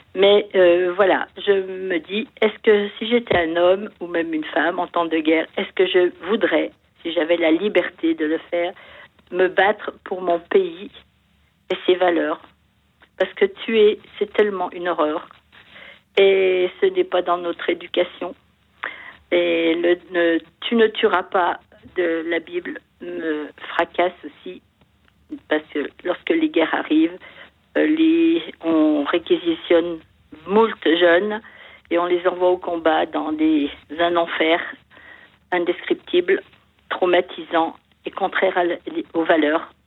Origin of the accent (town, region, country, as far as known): France; born or raised there